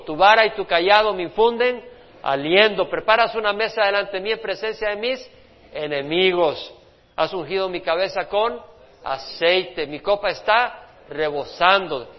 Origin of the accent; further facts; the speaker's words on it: El Salvador; moved away; Allá en mi país, en El Salvador, donde nací